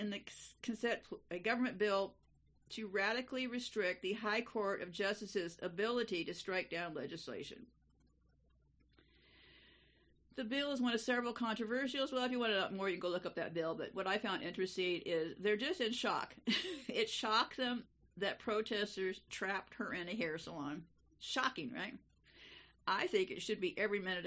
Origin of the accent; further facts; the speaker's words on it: United States; being an American in this country